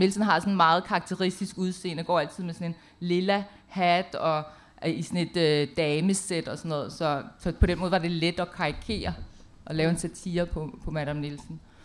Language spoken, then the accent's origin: Danish; Denmark; jeg er fra Danmark